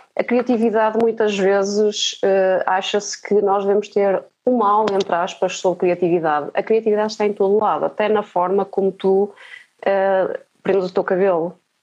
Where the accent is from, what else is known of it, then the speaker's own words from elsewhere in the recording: Marco de Canaveses, Porto District, Portugal; eu nasci no Marco de Canaveses